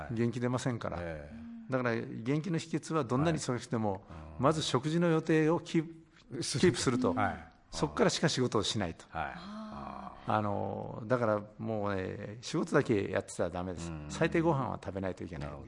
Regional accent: Fukuoka, Japan; now in Tokyo, Japan; 私は福岡県なんですけども

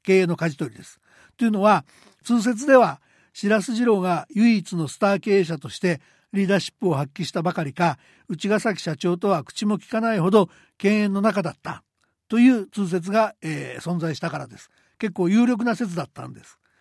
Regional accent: Hanshin area, Japan; 大学卒業まで阪神間で、え育った私

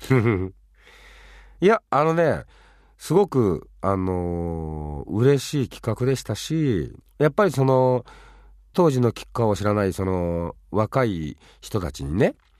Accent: Fuchu, Japan; 自分は府中ってとこに生まれたんですけどね。育ったんですけど。

